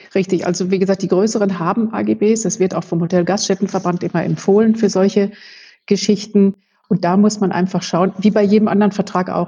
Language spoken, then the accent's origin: German; North Rhine-Westphalia, Germany; moved away as an adult; also born or lived in Münster; now in Munich, Germany; Ich stamme aus Westfalen